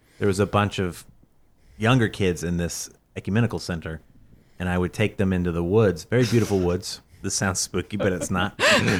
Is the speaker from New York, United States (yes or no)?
no; St. Louis, Missouri, United States; moved away; I'm from St. Louis, which is the very almost exact middle of the country, and they would call me a southerner.